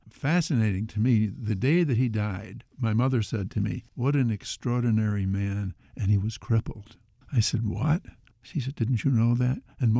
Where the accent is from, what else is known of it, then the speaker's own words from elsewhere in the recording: Gloversville, New York, United States; in my hometown, which is Gloversville, New York